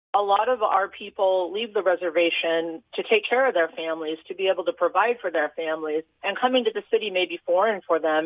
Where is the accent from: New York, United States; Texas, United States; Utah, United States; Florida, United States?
Utah, United States; I grew up here in Utah